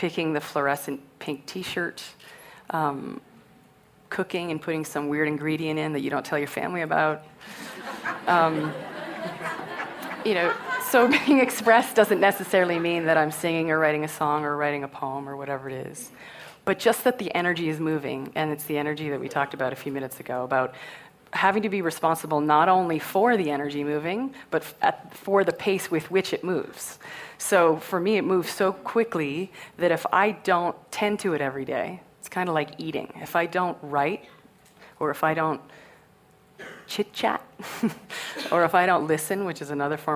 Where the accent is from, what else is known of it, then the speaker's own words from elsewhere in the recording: Canada; I'm Canadian